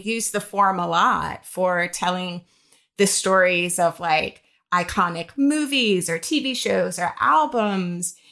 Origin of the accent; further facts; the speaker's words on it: Jacksonville, Florida, United States; now in New York, United States; I'm originally from Jacksonville, Florida